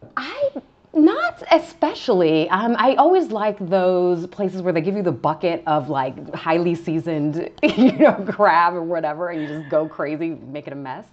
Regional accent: Vista, California, United States; also born or lived in Hollywood, California / Altadena, California; then moved to San Diego County, a small town called Vista, California, okay. Um, in kind of the north part of San Diego County, and that's where I primarily grew up, so kind of uh, first grade to high school

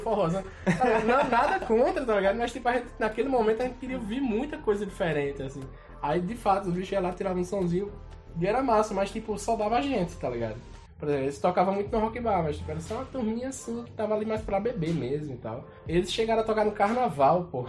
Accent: Esperança, Brazil; eu sou nascido aqui em Esperança

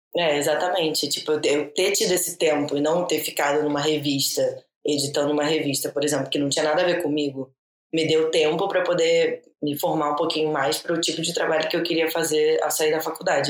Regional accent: Brazil; moved away; a gente, como Brazuca

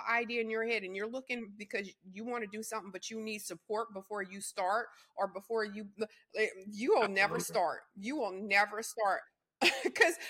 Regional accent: Louisiana, United States; I come from Louisiana.

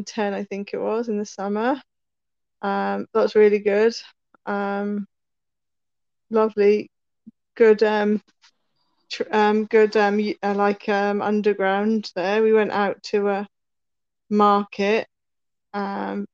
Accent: Norwich, East of England, United Kingdom; moved away as an adult; also born or lived in Bangor, North Wales; I was born in Norwich, in Norfolk, which is in East Anglia. I lived there for 18 years, my mum, dad, and my two brothers

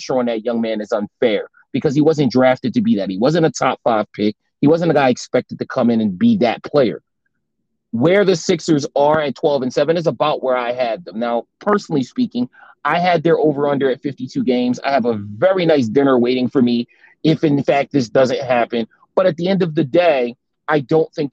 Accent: Philadelphia, Pennsylvania, United States; he's a product of the neighborhood I grew up

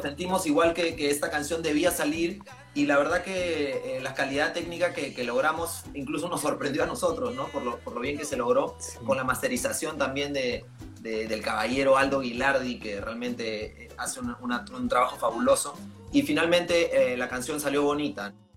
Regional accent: Lima, Peru; los demás somos acá limeños

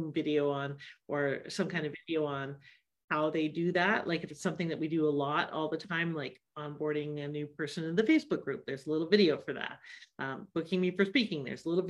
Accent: Canada; I'm Canadian

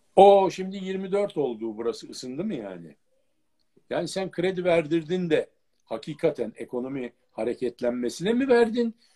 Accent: Acıbadem, Istanbul, Turkey; Acıbadem'de bir evimiz vardı

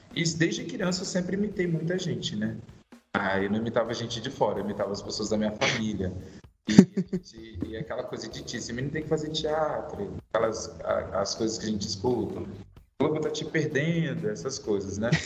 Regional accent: Vitória, Espírito Santo, Brazil; moved away as an adult; now in São Paulo, Brazil; sou natural de Vitória, Espírito Santo capixaba, moro lá. Sou de lá, estou em São Paulo há nove anos

